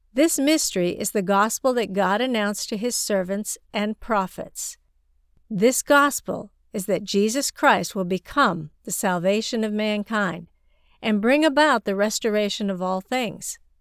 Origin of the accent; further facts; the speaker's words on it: China; moved away; I grew up in China, and Chinese people have a strong sense of locality